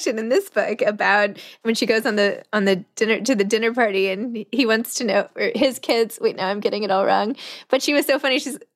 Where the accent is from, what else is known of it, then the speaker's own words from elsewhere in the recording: New York City, New York, United States; I'm from New York City